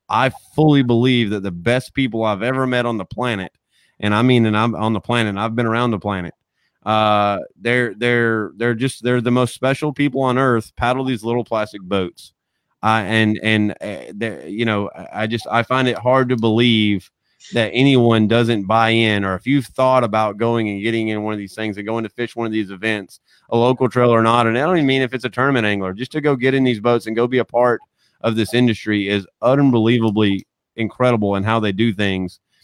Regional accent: South Alabama, United States; I'm a redneck from South Alabama.

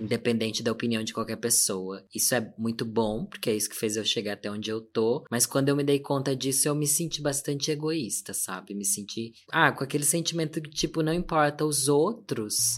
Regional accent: Sorocaba, São Paulo, Brazil; Sou do interior de São Paulo, da cidade de Sorocaba

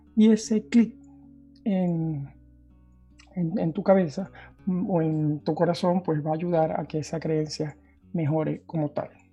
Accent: Venezuela; moved away as an adult; now in Norway; soy originalmente de Venezuela

